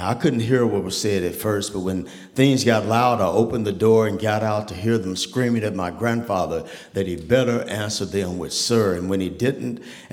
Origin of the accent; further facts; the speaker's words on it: Tulsa, Oklahoma, United States; I grew up in Tulsa, Oklahoma